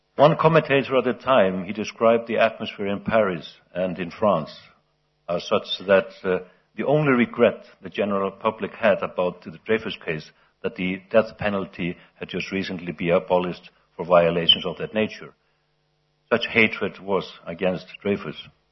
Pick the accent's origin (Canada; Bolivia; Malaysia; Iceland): Iceland; in my home country, Iceland